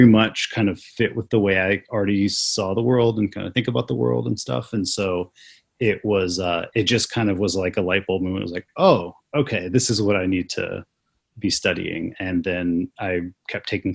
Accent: North Carolina, United States; moved away as an adult; also born or lived in Wilmington, North Carolina; now in Kansas, United States; I grew up in North Carolina and I went to college there as well

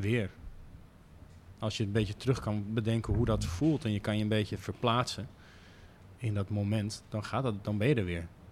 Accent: Amsterdam, North Holland, Netherlands; als Amsterdamse jongen

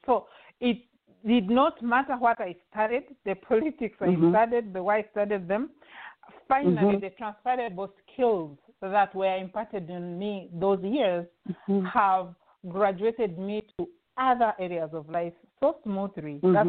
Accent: Western Region, Uganda; moved away as an adult; also born or lived in Chicago, Illinois; now in Los Angeles, United States; we live in Los Angeles, California. I'm originally from Uganda, in the western part of Uganda. Uganda is in the eastern part of Africa. I studied my master's degree in Chicago, Illinois.

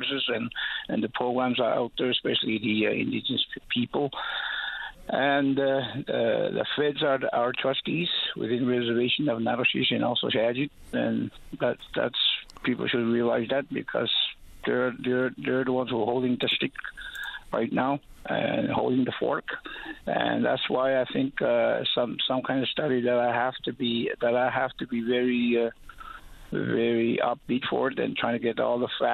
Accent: Natuashish, Newfoundland and Labrador, Canada; moved away as an adult; now in Happy Valley-Goose Bay, Canada; I've been away from my community ever since 2019, I believe. That's when I was medevaced out from Natashish

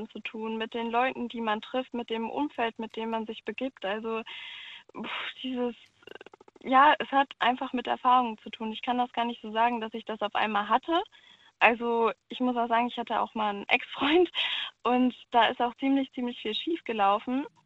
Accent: Cologne, North Rhine-Westphalia, Germany; Ich komme ursprünglich auch aus Köln.

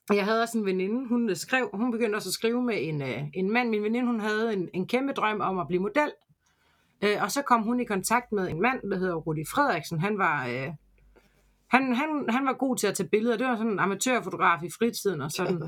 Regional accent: Denmark; Jeg er fra Jylland

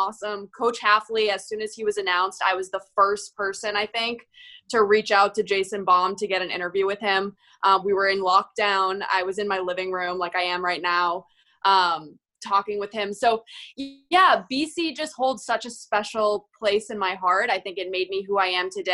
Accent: Massachusetts, United States; I'm from Massachusetts

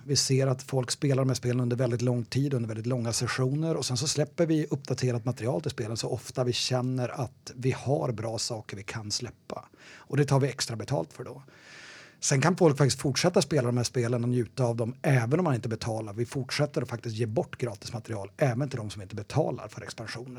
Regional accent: Umeå, Västerbotten County, Sweden; moved away as an adult; also born or lived in Gothenburg; now in Stockholm, Sweden; Jag, jag kommer från Umeå från början.

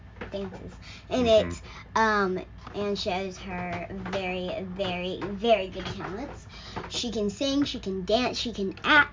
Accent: New Orleans, Louisiana, United States; I was born in New Orleans.

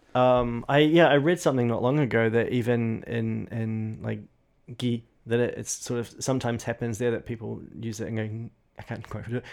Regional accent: New Zealand; accent: New Zealand; in my New Zealand accent

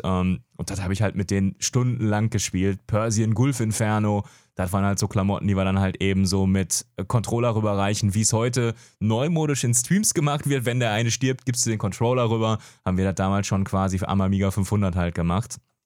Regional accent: Gelsenkirchen, North Rhine-Westphalia, Germany; moved away as an adult; also born or lived in Franconia; geboren tatsächlich im Ruhrport, Gelsenkirchen, da immer noch wohnhaft.

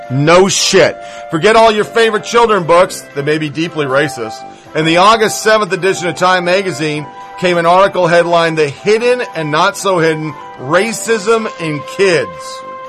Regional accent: Dayton, Ohio, United States; now in Canada; Canada is still not very much like the culture I grew up with in Dayton, Ohio in the 50s.

